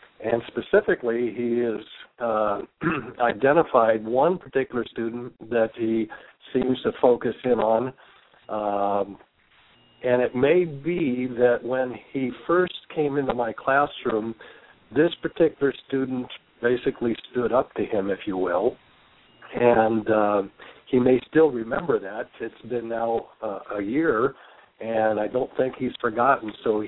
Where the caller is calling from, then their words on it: Washington, United States; I'm calling from Washington State.